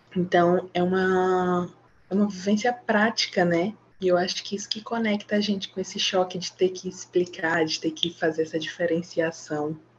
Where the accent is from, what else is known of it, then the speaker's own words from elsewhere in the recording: Maranhão, Brazil; Sou aqui do Maranhão